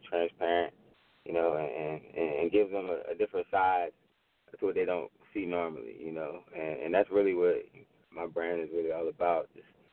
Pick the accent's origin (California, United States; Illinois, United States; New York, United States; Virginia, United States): Virginia, United States; Richmond; I'm an artist from Richmond, Virginia